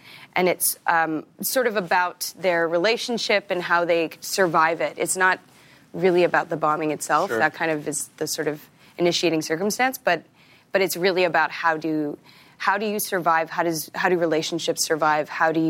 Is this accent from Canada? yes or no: yes; Regina, Saskatchewan, Canada; I'm from Regina.